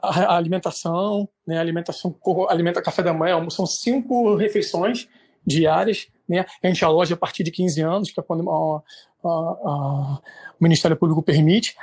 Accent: Rio de Janeiro, Brazil; moved away as an adult; now in Santo Antônio de Pádua, Brazil; eu sou do Rio de Janeiro, hoje estou morando em Pado

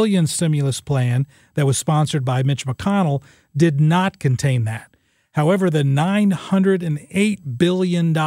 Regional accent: Illinois, United States; I'm from Illinois

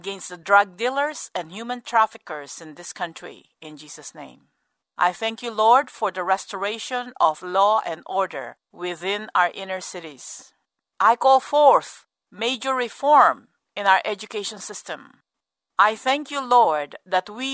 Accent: United States; as an American

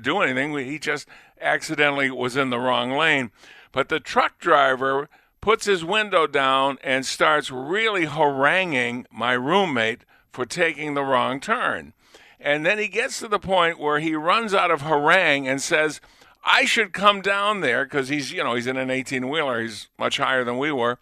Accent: Lunenburg, Massachusetts, United States; I was from Lunenburg

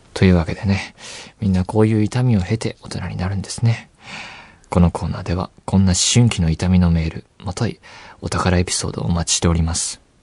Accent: Saitama, Japan; 埼玉県僕出身ですけど

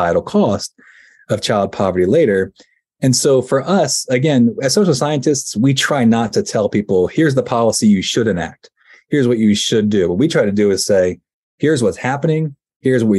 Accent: Virginia, United States; now in Pennsylvania, United States; I now live in Pennsylvania, but I grew up in Virginia

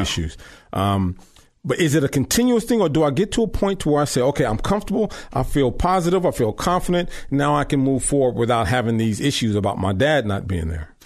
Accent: Long Beach, California, United States; I grew up in Long Beach

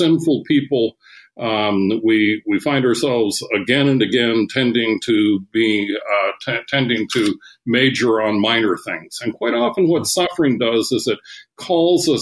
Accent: Seattle, Washington, United States; I grew up in Seattle, Washington

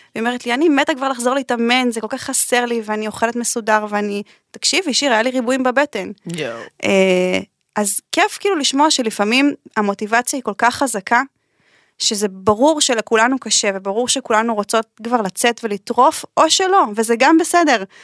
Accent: Israel; moved away as an adult; also born or lived in Italy; למושב שגדלתי בו.

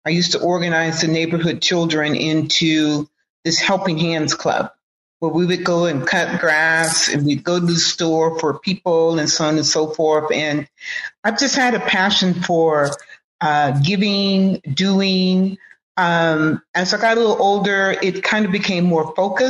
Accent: Oakland, California, United States; also born or lived in Houston, Texas; I've grown up, even though I'm an implant here from Houston, Texas, but I've been in Oakland pretty much all my life. At the age of 2, I was imported here

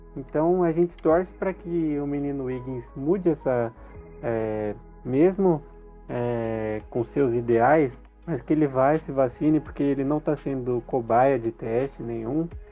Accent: Brazil; a gente é brasileiro

